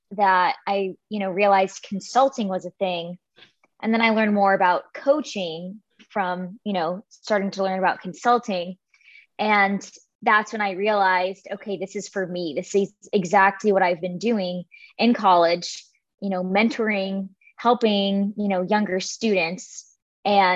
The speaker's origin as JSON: {"language": "English", "region": "Rhode Island", "country": "United States", "tie": "born or raised there", "also_born_or_lived": "Florida", "moved": "as an adult", "said": "I was born and raised in Rhode Island, which is near New York"}